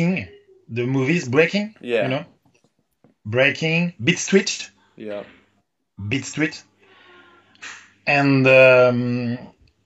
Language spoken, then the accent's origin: English; Paris, Île-de-France, France; English is a second language; I'm from Paris.